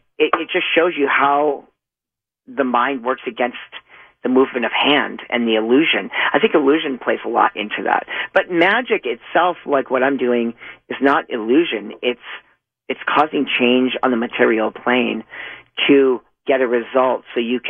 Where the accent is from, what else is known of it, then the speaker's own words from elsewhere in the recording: Boston, Massachusetts, United States; also born or lived in Whittier; I was actually born in Whittier, but I was raised in Boston